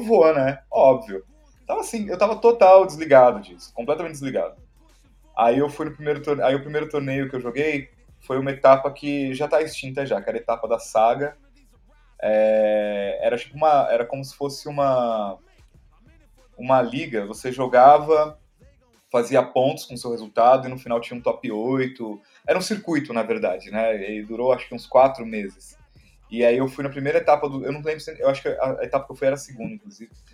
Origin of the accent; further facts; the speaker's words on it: São Paulo, Brazil; sou daqui de São Paulo mesmo